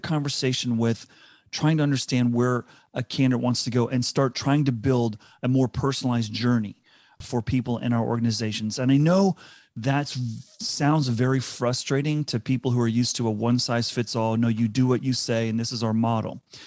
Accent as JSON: {"language": "English", "country": "South Africa", "tie": "born or raised there", "also_born_or_lived": "United States / Singapore / Vancouver", "accent": "South African", "moved": "yes", "said": "I grew up in South Africa. I had to adapt and was m, teased mercilessly when I moved to the U S 'cause I had a very strong South African accent."}